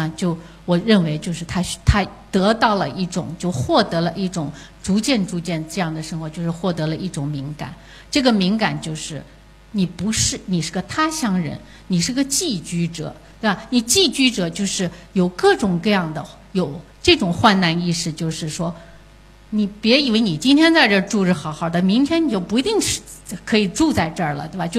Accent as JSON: {"language": "Chinese", "country": "China", "said": "我作为一个中国人的我是什么样子？"}